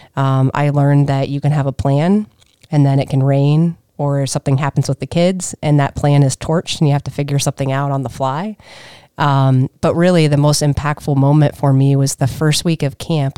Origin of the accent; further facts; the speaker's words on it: Minerva, Ohio, United States; I grew up in Minerva, small little town